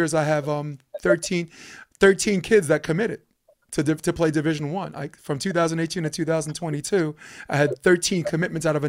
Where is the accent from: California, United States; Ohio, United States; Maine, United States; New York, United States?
New York, United States; New York City; now in Hermosa Beach, United States; I'm from New York